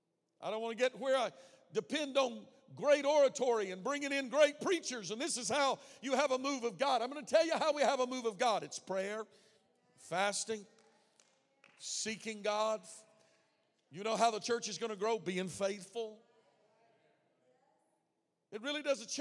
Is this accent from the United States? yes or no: yes; the South, United States; I grew up in the South